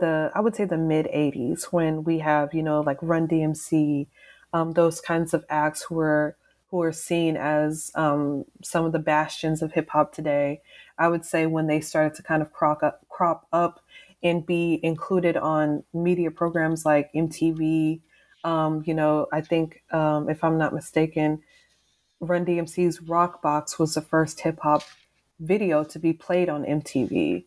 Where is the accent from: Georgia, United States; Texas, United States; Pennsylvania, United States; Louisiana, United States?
Texas, United States; also born or lived in East Coast